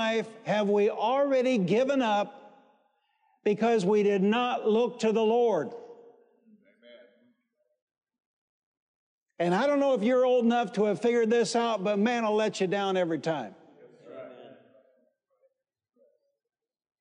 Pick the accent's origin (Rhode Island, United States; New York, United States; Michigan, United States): Michigan, United States; Detroit; I'm from Detroit